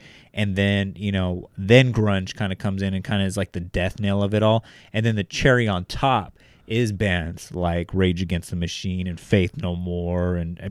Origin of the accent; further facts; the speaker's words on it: Bakersfield, California, United States; Our inspirations growing up in Northeast Bakersfield, where we're currently sitting at, were … and …